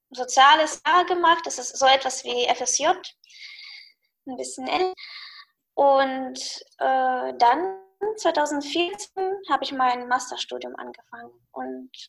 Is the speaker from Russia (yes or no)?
yes; Russia; German is a second language; nee, ich habe natürlich einen Akzent.